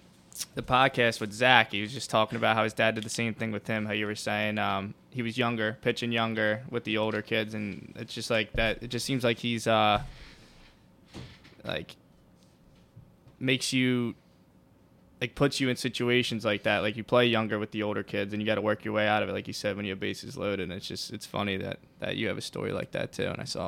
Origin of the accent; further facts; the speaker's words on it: New Jersey, United States; we're all from New Jersey